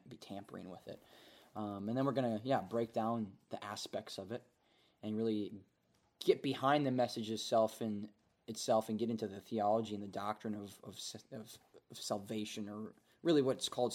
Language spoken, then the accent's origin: English; Minnesota, United States; moved away as an adult; now in North Dakota, United States; I was born in Minnesota, grew up in Minnesota, went to college at North Dakota State University